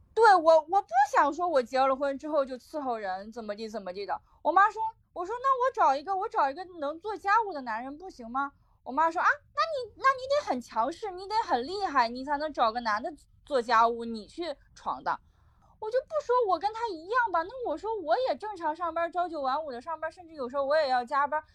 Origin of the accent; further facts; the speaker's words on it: Shandong, China; also born or lived in Northeast China; 我是山东人